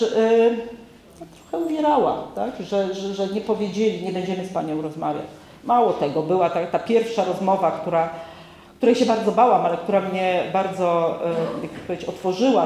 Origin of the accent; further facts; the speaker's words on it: Podlaskie Voivodeship, Poland; ja z Podlasia